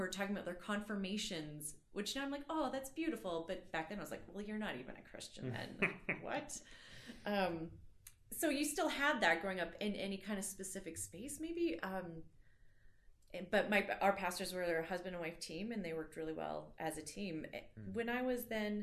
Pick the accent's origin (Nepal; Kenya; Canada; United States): Canada; Calgary, Alberta; I grew up in Calgary here